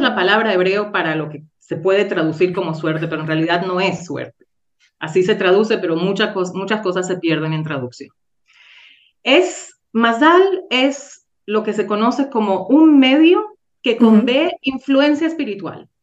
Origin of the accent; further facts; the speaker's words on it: Venezuela; now in Safed, Israel; de Venezuela